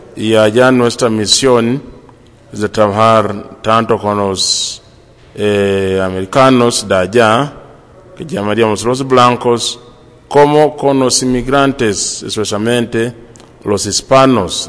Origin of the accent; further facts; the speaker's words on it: Uganda; also born or lived in Colombia; now in California, United States; soy de Uganda